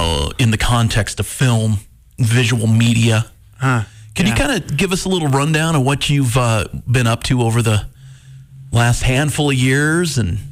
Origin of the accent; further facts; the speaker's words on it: Montana, United States; growing up in Montana